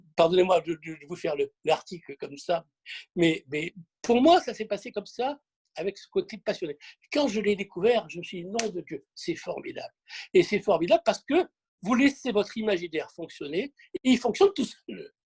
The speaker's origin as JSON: {"language": "French", "town": "Marseille", "region": "Provence-Alpes-Côte d'Azur", "country": "France", "said": "je suis Marseillais"}